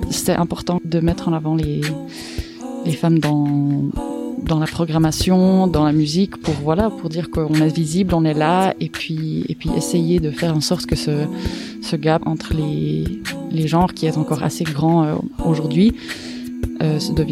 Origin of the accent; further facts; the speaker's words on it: Myanmar; j'ai grandi en Birmanie.